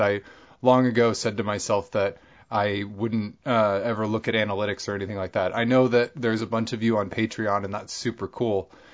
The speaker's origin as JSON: {"language": "English", "town": "Bellingham", "region": "Washington", "country": "United States", "tie": "born or raised there"}